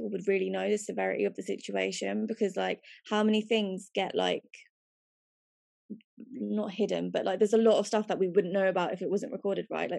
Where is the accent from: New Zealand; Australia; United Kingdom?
United Kingdom; we are all British now. Like, we are born here. Like, this is our home.